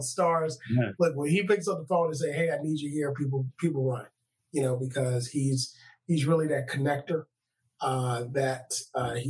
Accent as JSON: {"language": "English", "region": "Louisiana", "country": "United States", "tie": "born or raised there", "said": "what we grew up with in Louisiana, down in New Orleans"}